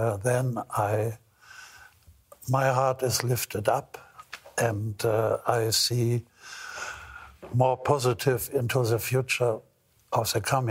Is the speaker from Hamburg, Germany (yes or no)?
yes; Hamburg, Germany; also born or lived in Scotland; my hometown, Hamburg